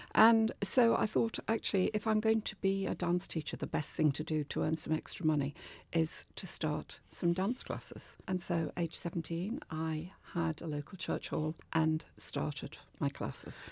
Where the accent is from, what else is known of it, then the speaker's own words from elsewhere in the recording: Liverpool, North West England, United Kingdom; moved away as an adult; now in Devon, United Kingdom; Growing up in Liverpool, it was an amazing place to be in the fifties and sixties